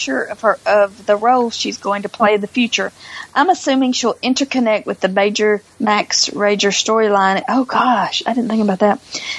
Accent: Canada; It took me out of the story. I'm so Canadian.

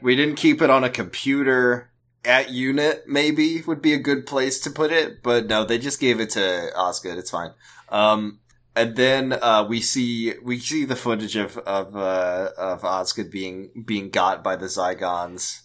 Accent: United States; as an American

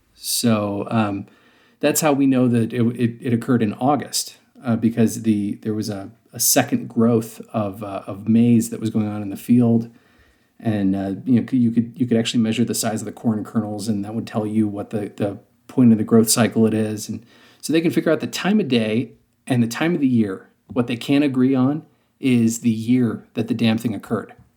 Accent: Western Ohio, United States; accent: hard R's; moved away; I'm originally from Ohio, and the area of Ohio, I'm from Western Ohio, and so, um, I had very, very hard R's in my, my normal speech

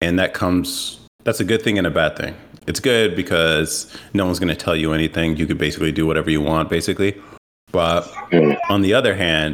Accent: California, United States; moved away as an adult; also born or lived in New York; I grew up in California, and then I ended up moving to New York, like, in my early 20s for a job

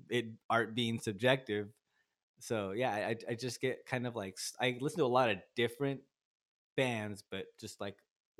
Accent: Turlock, California, United States; now in Stockton, United States; Like I said, I moved to Stockton in like 2011. I'm from Turlock. And I wrote probably, I think the songs I'm going to play for you today, I wrote in Turlock.

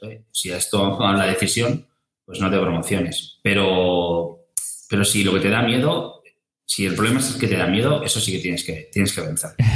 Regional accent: Santa Coloma de Gramenet, Catalonia, Spain; en Santa Coloma, de donde soy yo

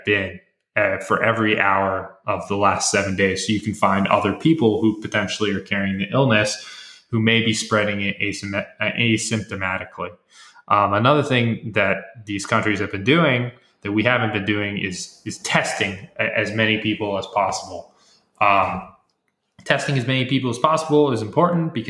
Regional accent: United States; as an American

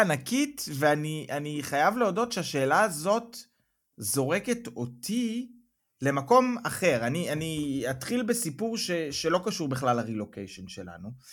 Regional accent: Israel; now in Germany

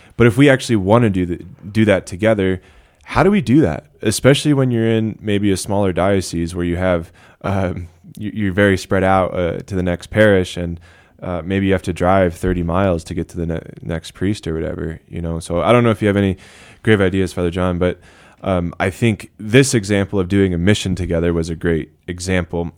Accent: United States

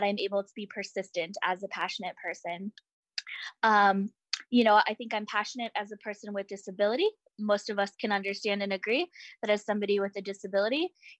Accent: Orange County, California, United States; I grew up in Orange County, California. So I'm a proud Southern Californian

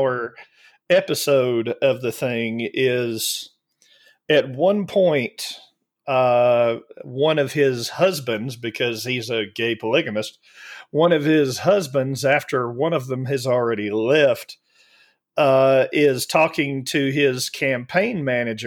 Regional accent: Alabama, United States; moved away; I was raised in Alabama

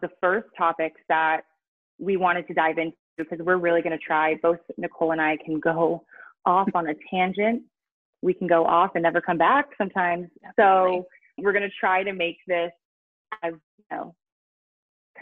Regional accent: California, United States; moved away as an adult; now in Denmark; I am originally from California.

